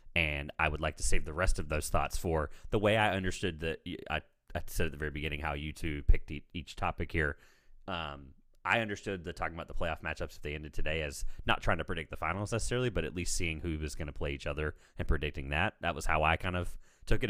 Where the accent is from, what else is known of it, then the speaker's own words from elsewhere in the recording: Raleigh, North Carolina, United States; I'm in North Carolina, I'm from Raleigh